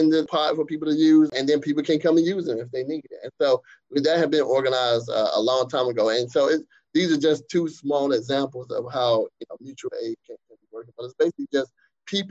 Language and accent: English; Eastern North Carolina, United States; I grew up in the East